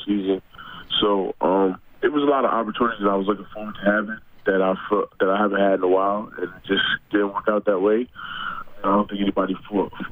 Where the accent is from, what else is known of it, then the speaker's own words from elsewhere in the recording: United States; being an American player